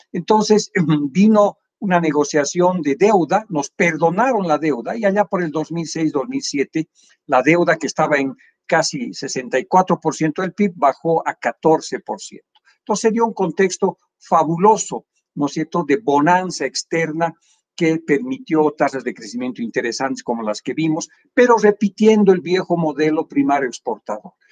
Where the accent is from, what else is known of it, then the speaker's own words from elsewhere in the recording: Villazón, Potosí, Bolivia; moved away; also born or lived in La Paz, Bolivia / Rio de Janeiro, Brazil; Villazón, pero nacido en La Paz, o registrado en La Paz y este, este, estudiado en la Escuela Pública Cornelio Saavedra eh, de, Villazón, del cual soy muy orgulloso.